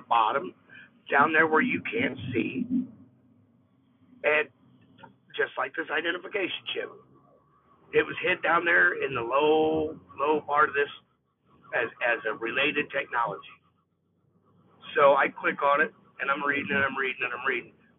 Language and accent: English; United States